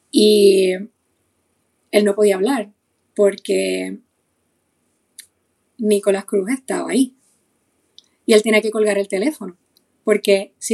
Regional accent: Puerto Rico; moved away; Cuando nosotros nos mudamos de Puerto Rico para acá, hace siete años, escapando de la criminalidad y escapando de muchas cosas

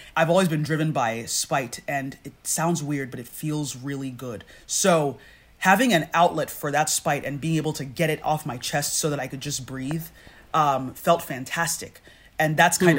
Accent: Nigeria; we're Nigerian

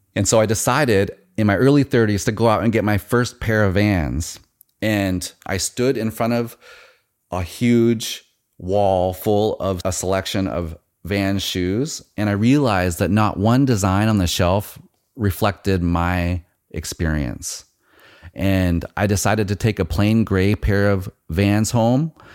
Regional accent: Nooksack, Washington, United States; I grew up in Nooksack, which is the in the foothills of Mount Baker

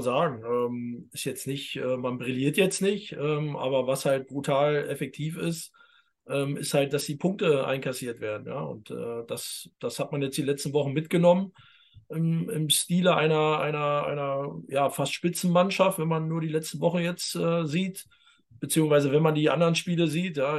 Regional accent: East Germany, Germany; ich als Ossi darf das sagen

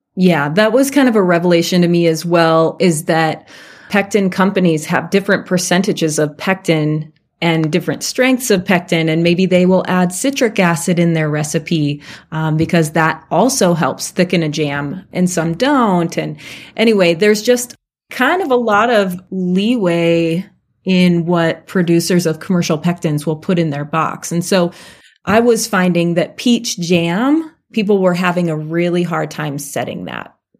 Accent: Alaska, United States; I grew up in Alaska and my parents had raspberries all over the place

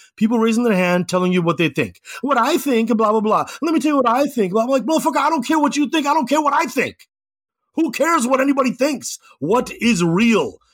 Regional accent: Chicago, Illinois, United States; also born or lived in Skokie; I was born and raised in Chicago

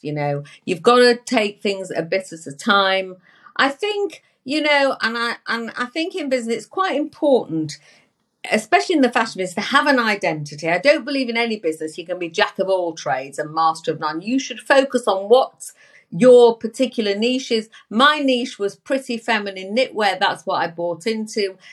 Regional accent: England, United Kingdom; I'm from England, you know. I'm from England

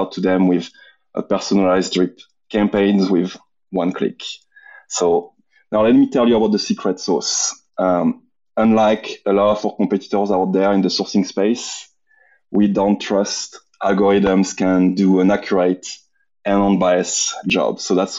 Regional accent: Marseille, Provence-Alpes-Côte d'Azur, France; English is a second language; also born or lived in London; now in Austin, United States; French, Marseille, the south of France, but I've been away from France for the past 17 years. Spent 6 years in London.

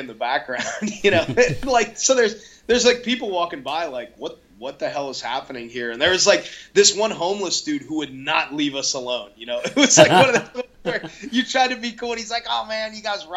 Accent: a few miles north of Blacksville, West Virginia, Pennsylvania side, United States; I grew up, you know, a few miles north of Blacksville, West Virginia on the PA side.

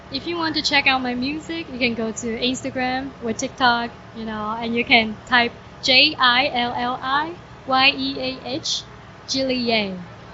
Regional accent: Taichung, Taiwan; moved away as an adult; now in United States; I'm from Taiwan, and the center of Taiwan called Taichung. Yeah, and I was born there. It's straight to the bone, you know, Taiwanese.

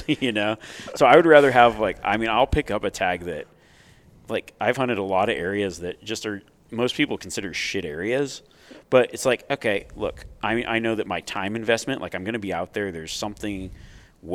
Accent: Nevada, United States; growing up in Nevada

